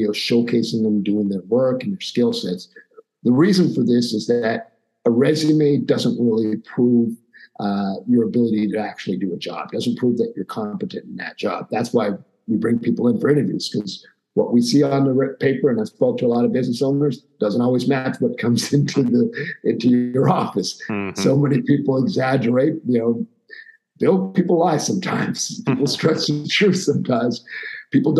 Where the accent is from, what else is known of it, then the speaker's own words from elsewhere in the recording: Montreal, Quebec, Canada; I grew up in Montreal, Quebec, Canada